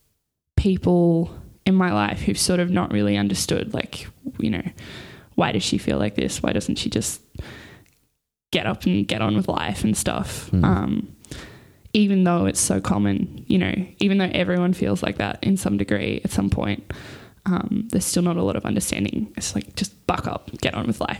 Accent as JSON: {"language": "English", "town": "Newcastle", "region": "New South Wales", "country": "Australia", "tie": "born or raised there", "lives_now": "Sydney, Australia", "said": "I grew up in Newcastle with my family"}